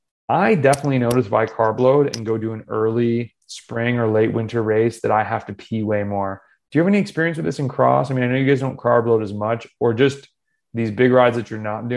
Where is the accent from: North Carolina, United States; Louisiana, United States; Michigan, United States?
North Carolina, United States; also born or lived in Florida; I'm from North Carolina and Florida and some other place.